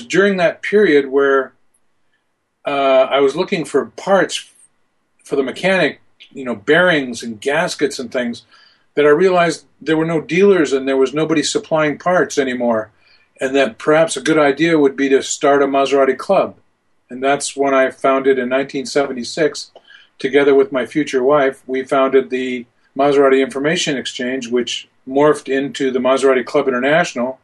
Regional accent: Bellingham, Washington, United States; I grew up in Bellingham, and which is a city in south of the Canadian border in Washington State.

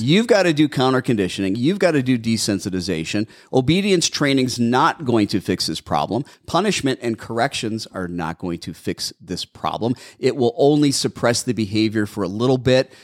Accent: Milwaukee, Wisconsin, United States; now in Arizona, United States; I'm from Milwaukee

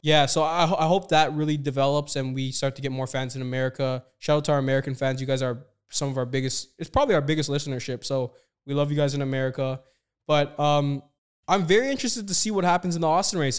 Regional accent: Toronto, Ontario, Canada; Me and Kurt both spent a lot of time in Toronto. I'm born and raised

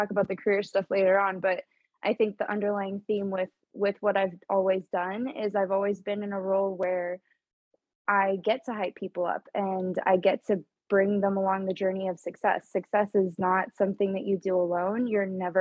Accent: Orange County, California, United States; now in San Francisco, United States; I'm from Orange County, California

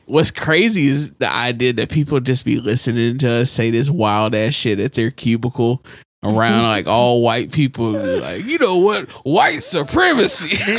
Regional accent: United States; We're American.

